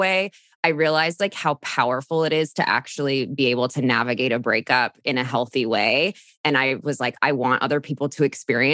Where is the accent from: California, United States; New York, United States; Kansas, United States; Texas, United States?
California, United States; Orange County; I'm from Orange County, California, which is just south of LA, born and raised, still live here